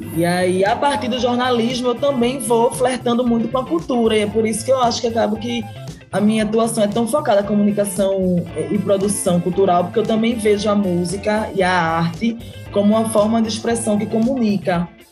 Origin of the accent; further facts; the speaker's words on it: Recife, Pernambuco, Brazil; eu morei a vida toda no Barro, na zona oeste do Recife, que é onde eu moro atualmente